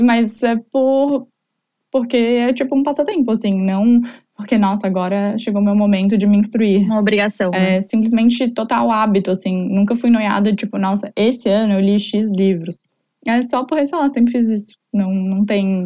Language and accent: Portuguese; Florianópolis, Santa Catarina, Brazil; sou de Floripa, é, morei a vida inteira aqui